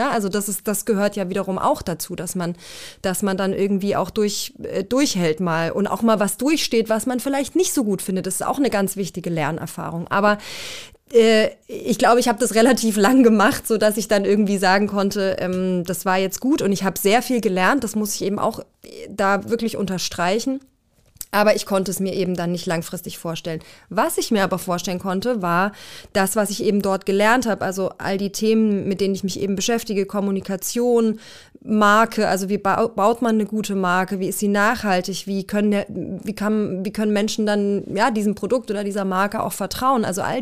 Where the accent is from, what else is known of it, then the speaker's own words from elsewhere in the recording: Swabian Jura, Baden-Württemberg, Germany; also born or lived in Erzgebirge near Zwickau, Saxony; Äh, auf der Schwäbischen Alb dann.